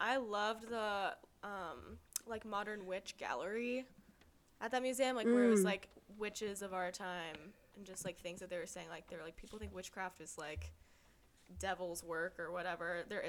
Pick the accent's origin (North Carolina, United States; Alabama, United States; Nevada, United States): North Carolina, United States; I'm from North Kakalaki.